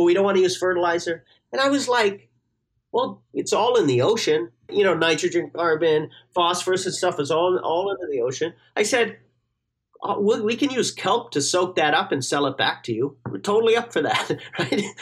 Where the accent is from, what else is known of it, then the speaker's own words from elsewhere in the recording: Newfoundland and Labrador, Canada; moved away; I'm from Newfoundland originally